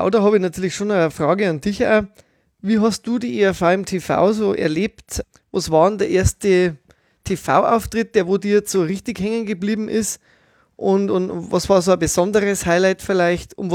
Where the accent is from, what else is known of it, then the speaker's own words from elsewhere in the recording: Bavaria, Germany; Als Bayer solidarisiere ich mich mit den Schwaben